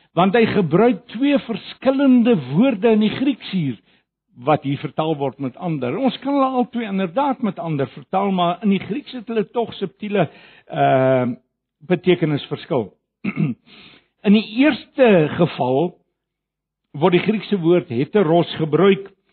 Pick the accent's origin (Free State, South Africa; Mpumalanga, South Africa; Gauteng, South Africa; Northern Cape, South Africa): Gauteng, South Africa; Johannesburg; ek kom van Johannesburg af en daar ken ek die woord baie goed